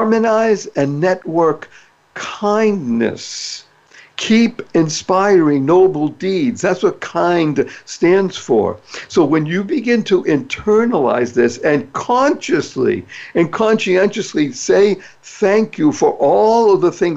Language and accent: English; Boston, Massachusetts, United States; I grew up in Boston, Massachusetts